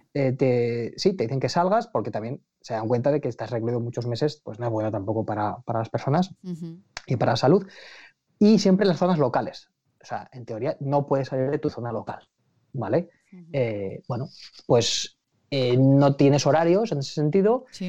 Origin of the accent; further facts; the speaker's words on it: Aragon, Spain; now in London, United Kingdom; yo hablo como, por supuesto como aragonés, pero como ciudadano británico